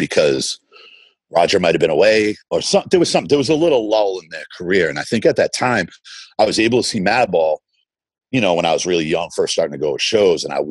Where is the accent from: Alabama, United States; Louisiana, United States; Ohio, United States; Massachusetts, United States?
Massachusetts, United States; Boston; growing up in Boston